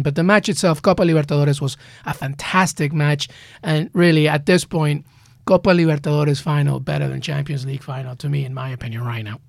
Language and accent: English; Peru; also born or lived in England; now in United States; I grew up in Peru. I grew up in England, and now I'm in the U S